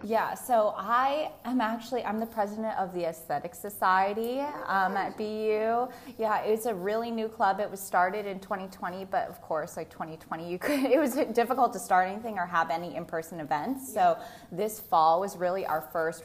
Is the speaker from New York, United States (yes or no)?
no; Newton, Massachusetts, United States; I grew up in Newton, Massachusetts, very close by.